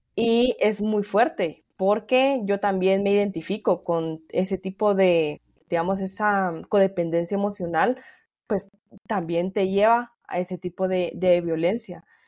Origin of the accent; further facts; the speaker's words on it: El Salvador; yo soy salvadoreña